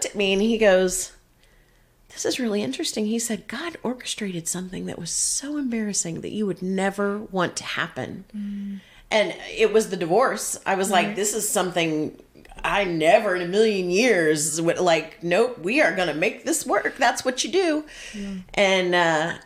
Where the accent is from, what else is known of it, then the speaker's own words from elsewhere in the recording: Texas, United States; also born or lived in Kentucky; a fellow Texas girl